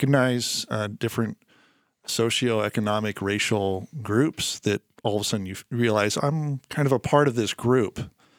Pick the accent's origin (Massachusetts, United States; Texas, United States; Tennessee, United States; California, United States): California, United States; San Rafael; Where I grew up in San Rafael, I would often go with my dad down to the place they worked.